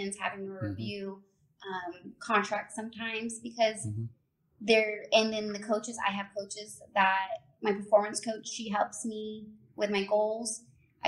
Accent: Central Florida, United States; I am born and raised in Central Florida

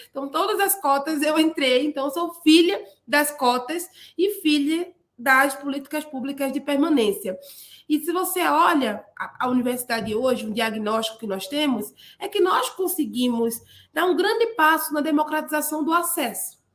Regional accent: Paulista, Pernambuco, Brazil; also born or lived in Olinda; eu vim lá da periferia da Grande Recife, numa cidade chamada Paulista, nasci em Olinda, e como eu era menina da periferia

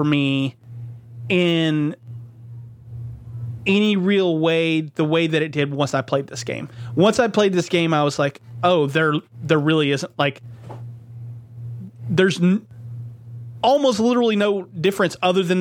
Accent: the South, United States; growing up in the South

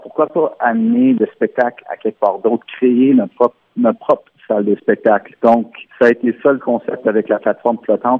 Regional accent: Ontario, Canada; first language French

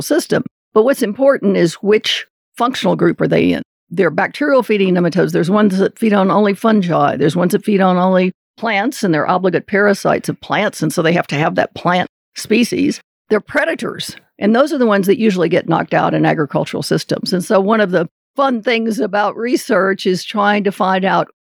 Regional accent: Kentucky, United States; I grew up in Kentucky

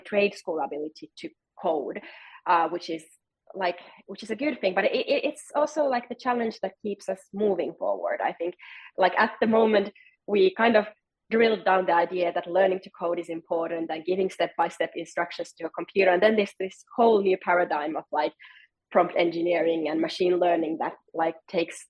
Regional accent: Helsinki, Uusimaa, Finland; I'm from Helsinki, Finland, and Nokia used to be like our biggest sort of national company

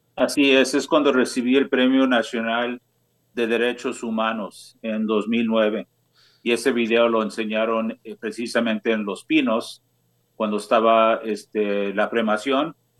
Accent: San Diego, California, United States; also born or lived in Los Angeles; yo nací aquí en San Diego

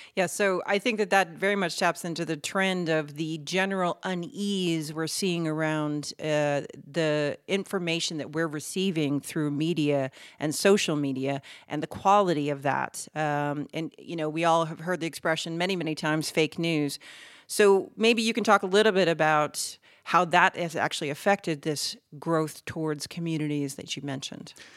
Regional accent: United States; accent: American; moved away as an adult; now in Netherlands; I am American, and I've been living in the Netherlands for twenty years

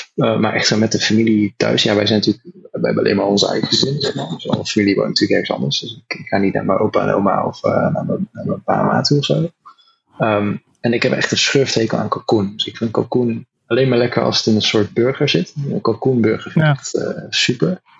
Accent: North Brabant, Netherlands; moved away as an adult; now in California, United States; we zijn Nederlanders

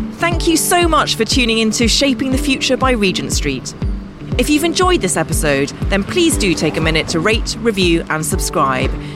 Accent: London, United Kingdom; I am properly British and I feel like a real Londoner

